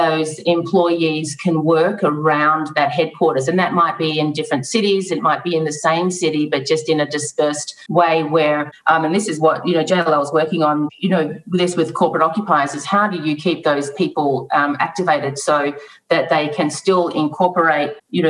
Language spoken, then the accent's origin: English; Australia; moved away as an adult; now in Atlanta, United States; I'm Australian. I grew up with water surrounding the country.